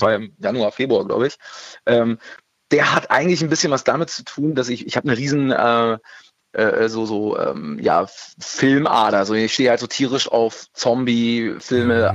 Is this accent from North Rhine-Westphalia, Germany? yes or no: no; Berlin, Germany; ich bin ja auch geborener Berliner